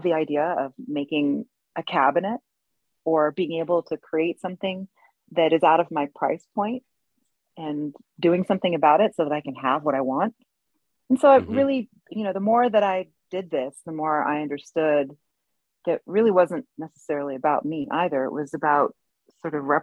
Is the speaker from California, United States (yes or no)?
yes; Berkeley, California, United States; growing up in Berkeley, California